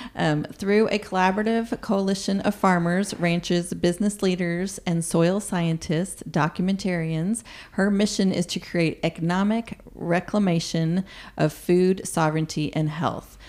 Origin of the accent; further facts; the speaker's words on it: Colorado, United States; now in Oklahoma, United States; I'm from Colorado